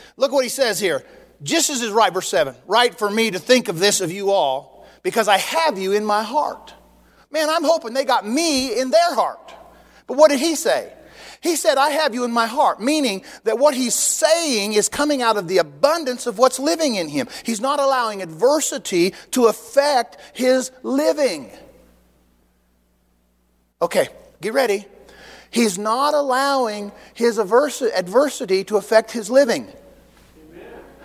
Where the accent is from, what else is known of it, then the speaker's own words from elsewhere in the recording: United States; I'm an American